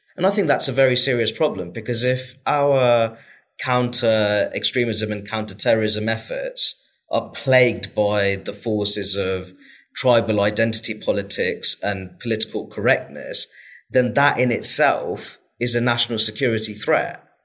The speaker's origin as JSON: {"language": "English", "town": "Luton", "region": "East of England", "country": "United Kingdom", "tie": "born or raised there", "said": "my experience of growing up in Luton and still living in Luton"}